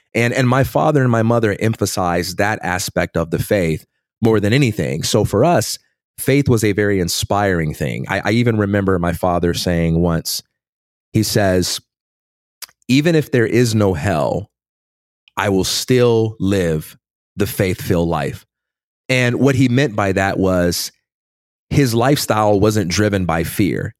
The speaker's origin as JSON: {"language": "English", "town": "Chicago", "region": "Illinois", "country": "United States", "tie": "born or raised there", "also_born_or_lived": "Westchester, Illinois", "said": "I grew up in Chicago, Illinois, and I am the son of a pastor"}